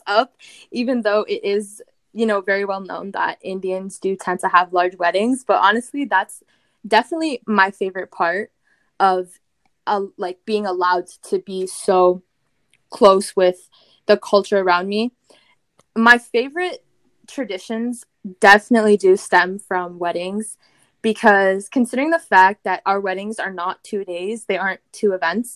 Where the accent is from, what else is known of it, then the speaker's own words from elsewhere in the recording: Windsor, Ontario, Canada; I am Canadian. I did grow up in Canada, but my roots originate from Punjab